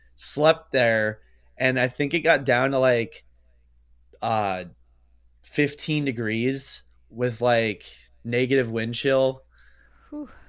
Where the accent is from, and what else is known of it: Pennsylvania, United States